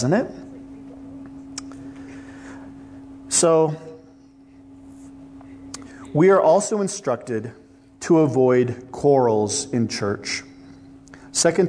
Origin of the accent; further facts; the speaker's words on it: Midwest, United States; now in Los Angeles, United States; I come from the Midwest